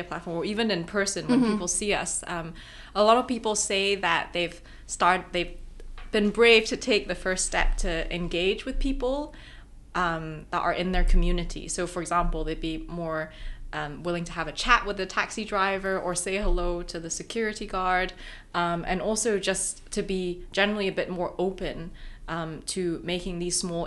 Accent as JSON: {"language": "English", "country": "Hong Kong", "tie": "born or raised there", "said": "I grew up in Hong Kong"}